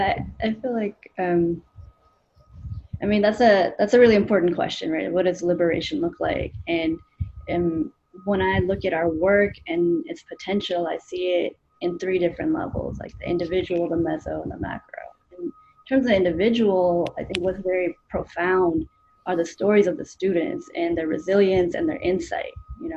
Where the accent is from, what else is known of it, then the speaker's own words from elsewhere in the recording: India; also born or lived in Canada; now in United States; so I'm an immigrant. You know, I grew up in India, then we moved to Canada, then we moved to the U.S.